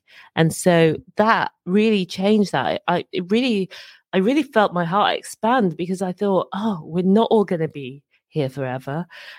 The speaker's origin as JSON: {"language": "English", "town": "Birmingham", "region": "West Midlands", "country": "United Kingdom", "tie": "born or raised there", "also_born_or_lived": "Dorset / Edinburgh", "said": "I've lived in a number of places. I grew up in Birmingham. I was born in Dorset. My dad was in the army, grew up in Birmingham, and lived in Edinburgh for over 15 years."}